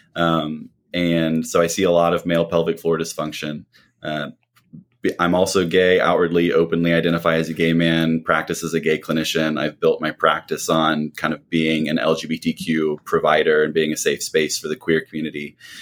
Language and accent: English; Missouri, United States; moved away as an adult; now in Atlanta, United States; I grew up in Missouri